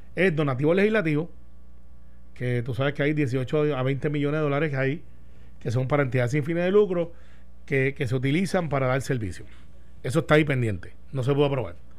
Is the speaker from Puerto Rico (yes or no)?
yes; Puerto Rico